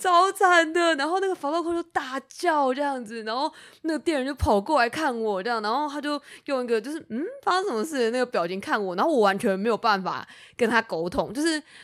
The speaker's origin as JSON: {"language": "Chinese", "country": "Taiwan", "said": "因为其实我们身为台湾人，我们在看日文的时候有一个非常大的优势啊"}